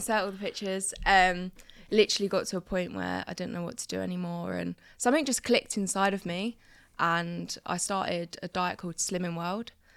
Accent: Crawley, South East England, United Kingdom; moved away as an adult; now in near Birmingham, United Kingdom; I was brought up in a little small town called Crawley

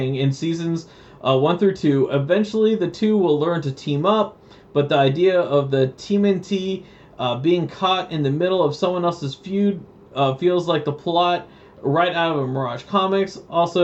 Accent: Canada; We're from Canada

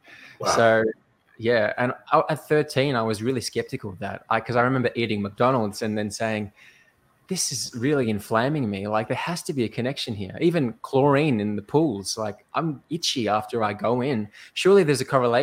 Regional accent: Melbourne, Victoria, Australia; I'm from Melbourne, Australia

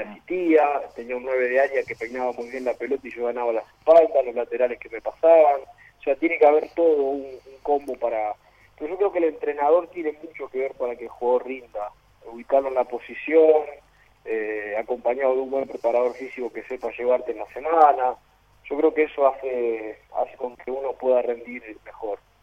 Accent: Rosario, Santa Fe, Argentina; now in Paraguay; yo soy argentino, eh, rosarino, eh, pero bueno, radicado ya en Paraguay hace bastante tiempo

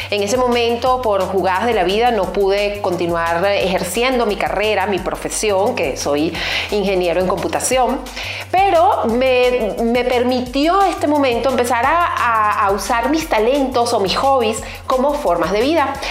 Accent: Venezuela; moved away; venezolana, eh, diseñadora, comunicadora, actriz y pues hace más de 13 años salí de mi país natal, Venezuela, para recorrer el mundo

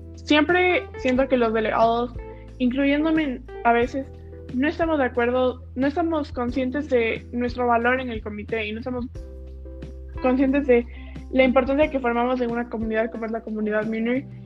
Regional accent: Ecuador; nosotros que somos de Ecuador

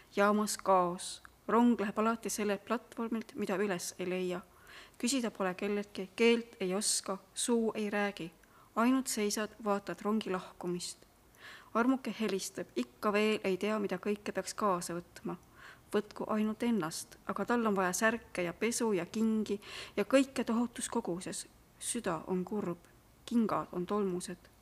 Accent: Simuna, Lääne-Viru County, Estonia; now in Tartu, Estonia; ma olen pärit ähm, sellisest kohast, mis on kolme mäe

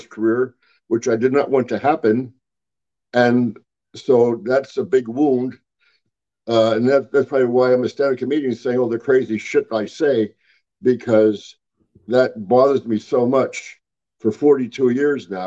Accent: Pennsylvania, United States; I'm from Pennsylvania

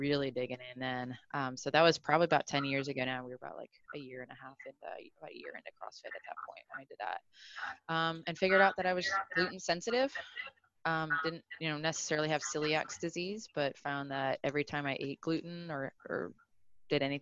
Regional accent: Cleveland, Ohio, United States; moved away as an adult; also born or lived in New York; not born and raised in Cleveland, Ohio

